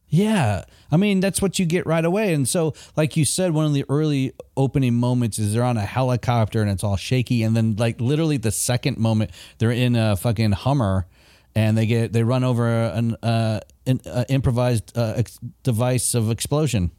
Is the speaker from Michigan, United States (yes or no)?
yes; Michigan, United States; moved away; I grew up in Michigan